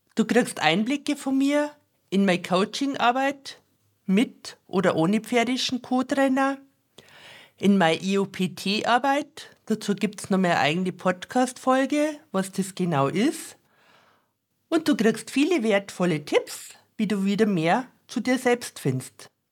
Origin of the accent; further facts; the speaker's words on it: Bavaria, Germany; accent: very Bavarian dialect; mit meinem sehr bayerischen Dialekt